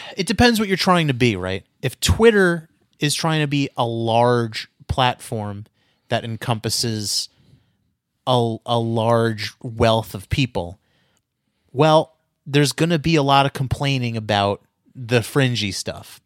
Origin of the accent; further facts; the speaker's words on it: United States; I'm American, man. I'm an Amer-, I'm a red-blooded American